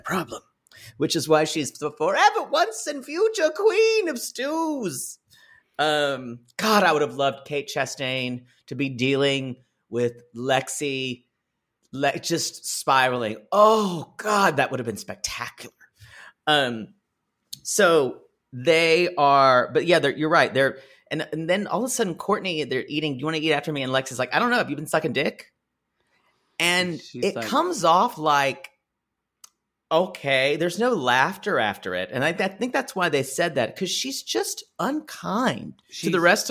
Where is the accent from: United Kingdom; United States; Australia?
Australia; I'm like I'm Australian.